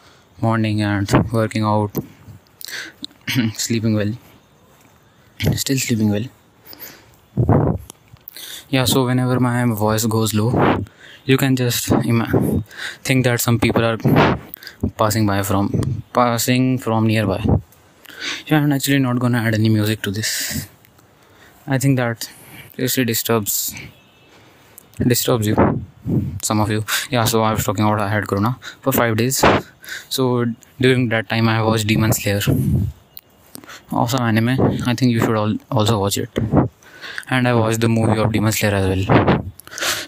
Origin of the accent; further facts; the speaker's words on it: India; we have these board exams in 10th and 12th class in India